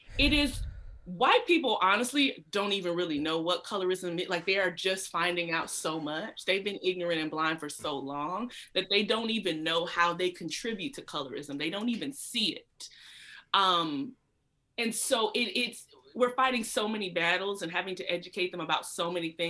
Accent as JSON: {"language": "English", "town": "Atlanta", "region": "Georgia", "country": "United States", "tie": "born or raised there", "said": "I grew up in Georgia, and my family's from South Carolina."}